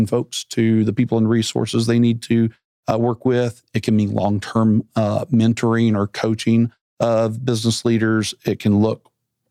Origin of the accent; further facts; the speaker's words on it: Arkansas, United States; moved away as an adult; when I grew up in Arkansas